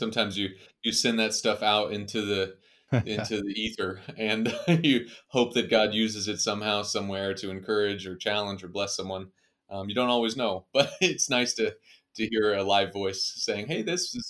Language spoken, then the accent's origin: English; Kansas City, Missouri, United States; I'm from Kansas City originally.